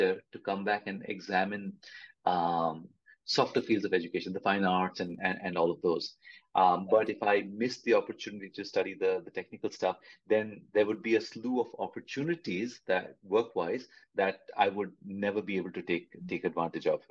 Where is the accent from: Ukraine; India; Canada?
India; I'm from India, and the generation that I'm a part